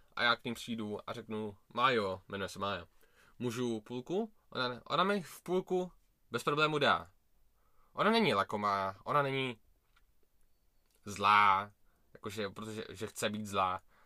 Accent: Prague, Czechia; já jsem uh, Rus, jakože já jsem Rus, ale narodil jsem se v Česku, v Praze

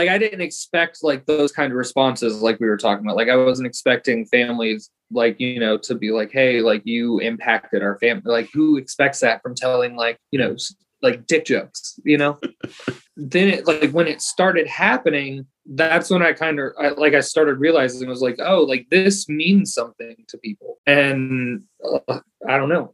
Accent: Podunk, Florida, United States; I'm from Podunk, Florida

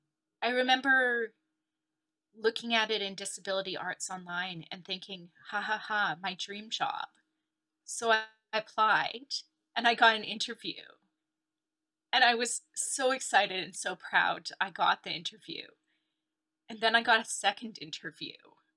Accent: Canada; also born or lived in Sheffield; now in London, United Kingdom; in Sheffield, but came over to Canada quite young.

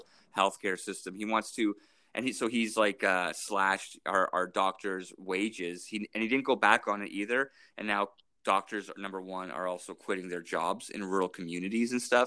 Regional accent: St. Albert, Alberta, Canada; now in Edmonton, Canada; I grew up in St. Albert

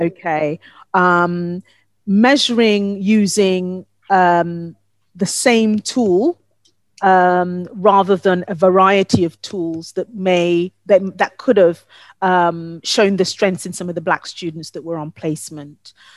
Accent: Ghana; moved away; my home country of Ghana

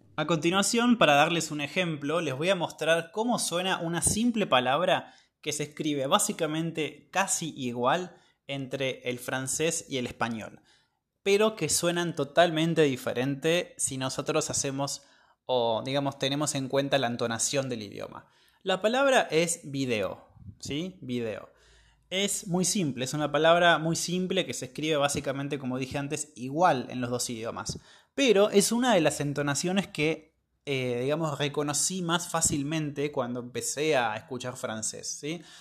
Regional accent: Argentina; soy de Argentina

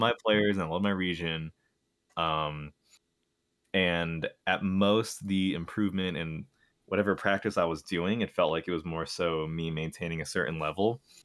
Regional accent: New York, United States; I'm from New York, Um, but I'm actually, like, not even from New York City. I'm, like, a f, an hour-ish, uh, bus ride away

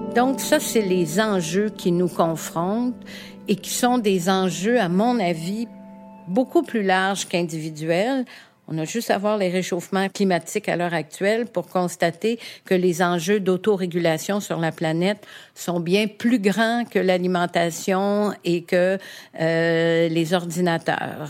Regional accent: Montreal, Quebec, Canada; also born or lived in Huntingdon, Quebec; je suis née à Verdun

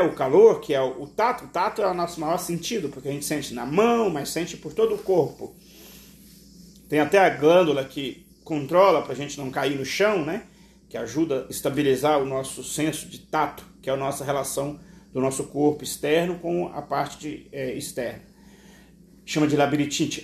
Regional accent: Brazil; nós, enquanto brasileiros, temos uma forte ligação com a tradição africana

